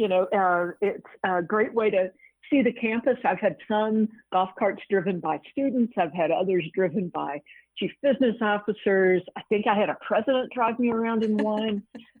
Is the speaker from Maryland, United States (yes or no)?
no; Virginia, United States; I'm on the board of visitors of Radford University in my home state of Virginia.